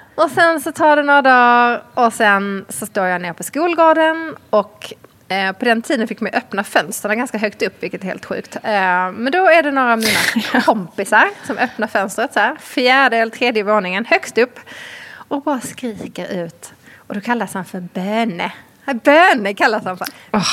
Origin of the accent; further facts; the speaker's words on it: Malmö, Skåne, Sweden; jag kommer ju från Malmö så det var en ganska liten skola